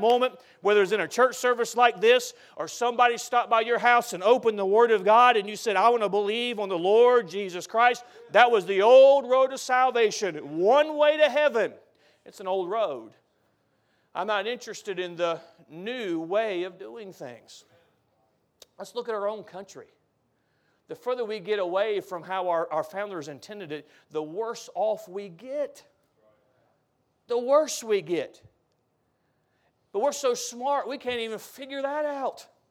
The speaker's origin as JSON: {"language": "English", "country": "United States", "said": "As an American"}